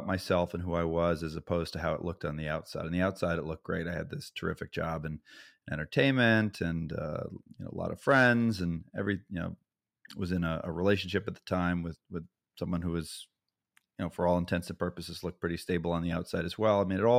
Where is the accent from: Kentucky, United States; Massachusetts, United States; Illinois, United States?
Massachusetts, United States; I grew up in Massachusetts in a small suburb of the Boston area, only child, very well loved.